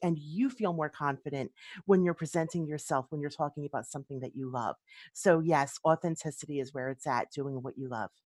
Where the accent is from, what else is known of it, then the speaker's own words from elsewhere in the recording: Philadelphia, Pennsylvania, United States; moved away as an adult; now in Quakertown, United States; I grew up in Philadelphia